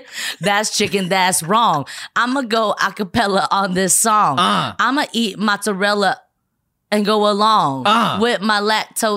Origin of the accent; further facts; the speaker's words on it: San Gabriel Valley, California, United States; also born or lived in Shanghai, China; I grew up in the San Gabriel Valley, 626